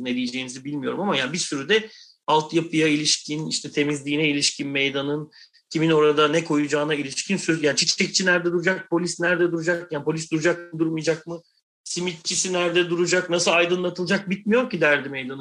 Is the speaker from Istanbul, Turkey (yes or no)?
yes; Istanbul, Turkey; ben bir Anadolu yakalıyım yani Kadıköylüyüm